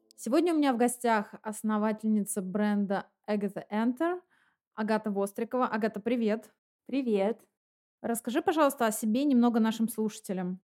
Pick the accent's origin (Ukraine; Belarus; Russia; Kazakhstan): Russia; Nalchik, Kabardino-Balkaria; moved away; Я из э, города Нальчик, Кабардино-Балкария